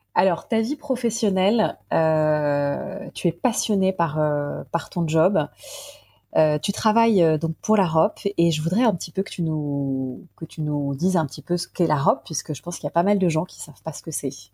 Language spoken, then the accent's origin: French; Paris, Île-de-France, France; je suis parisienne